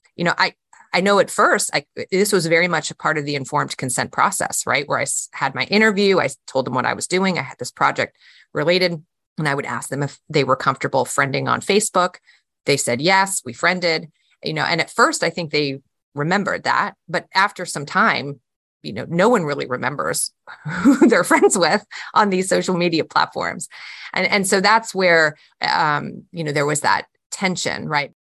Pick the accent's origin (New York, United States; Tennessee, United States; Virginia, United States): Virginia, United States; Charlottesville; my hometown